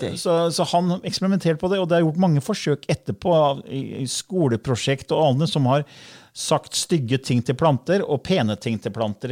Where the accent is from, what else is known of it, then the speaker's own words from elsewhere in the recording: Fredrikstad, Østfold, Norway; jeg er fra Fredrikstad